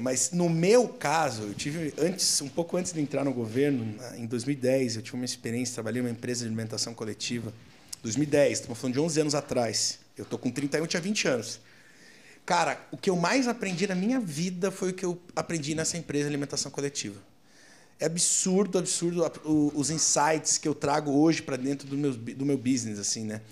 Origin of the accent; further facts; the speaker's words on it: Curitiba, Paraná, Brazil; also born or lived in Foz do Iguaçu; now in São Paulo, Brazil; eu sou curitibano porque eu fui com meses de vida para Curitiba, eu fui criado em Curitiba